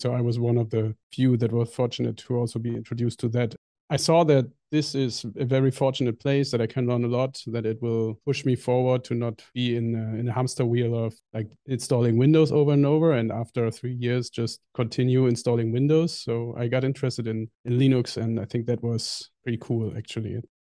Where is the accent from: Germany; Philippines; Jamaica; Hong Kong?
Germany; born or raised there; English is a second language; moved away as an adult; also born or lived in New Zealand / Indonesia